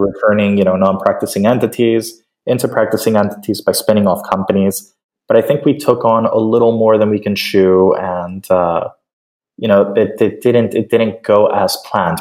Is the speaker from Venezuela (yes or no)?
yes; Caracas, Capital District, Venezuela; I'm originally from Caracas, Venezuela